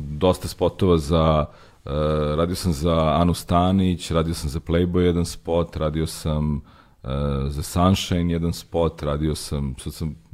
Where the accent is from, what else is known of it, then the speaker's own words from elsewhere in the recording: Belgrade, Serbia; Ja nisam odrastao baš u blokovima, ali sam odrastao kod fontane, dosta blizu. Imao sam jako puno prijatelja u blokovima